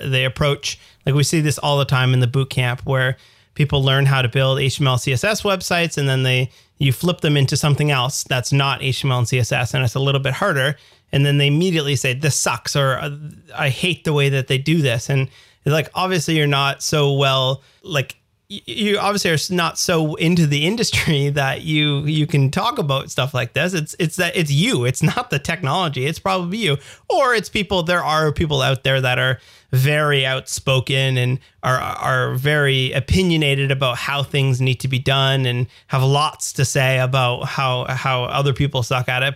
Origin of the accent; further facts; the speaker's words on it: Canada; as we say in the Canada, Zedvia